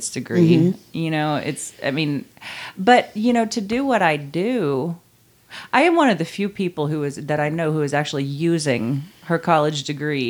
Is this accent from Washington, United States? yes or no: no; Knoxville, Tennessee, United States; moved away as an adult; also born or lived in Santa Cruz, California; I was born and raised in South Knoxville, and I moved away from Knoxville